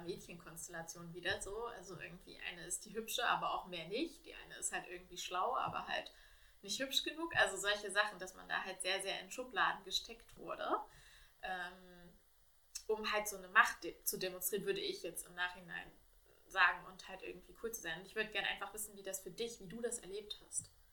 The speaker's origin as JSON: {"language": "German", "region": "Thuringia", "country": "Germany", "tie": "born or raised there", "said": "meine Jugend in Thüringen"}